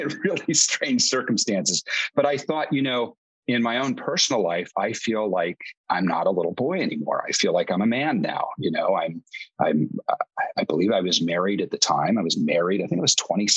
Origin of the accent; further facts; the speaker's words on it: Dayton, Ohio, United States; I'm actually from Dayton, Ohio